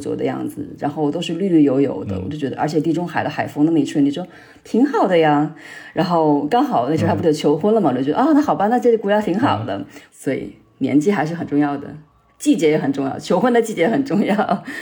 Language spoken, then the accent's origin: Chinese; Hubei, China; moved away as an adult; also born or lived in Beijing; now in Israel; 我是嗯。湖北人，在，呃，在北京读书了六年的时间